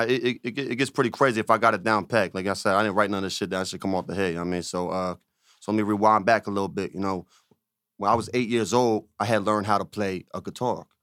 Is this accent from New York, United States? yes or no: no; Riverside, New Jersey, United States; moved away; also born or lived in Camden, New Jersey / Pensacola, Florida; I'm from Camden, because, I mean, I also grew up in those areas as well